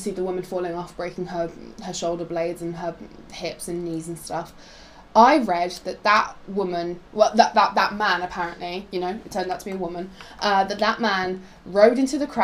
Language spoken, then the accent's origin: English; Poland; moved away; I'm from Poland, like we previously established. I'm from Poland